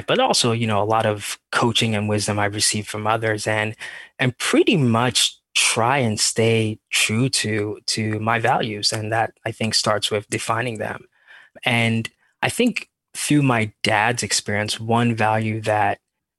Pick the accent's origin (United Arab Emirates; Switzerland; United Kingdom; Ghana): Ghana; moved away as an adult; now in San Francisco Bay Area, United States; I'm from Ghana, West Africa. So born and raised there.